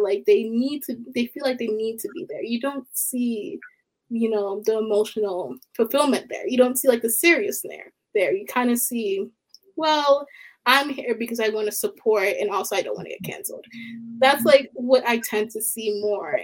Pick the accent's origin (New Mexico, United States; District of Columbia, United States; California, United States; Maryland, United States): Maryland, United States; Baltimore; I'm from Baltimore, Maryland